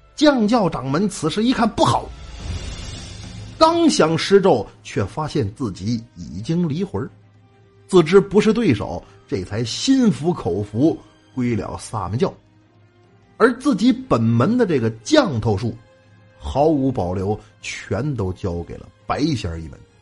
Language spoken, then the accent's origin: Chinese; Northeast China, China; 咱们东北人讲话，冲着啥了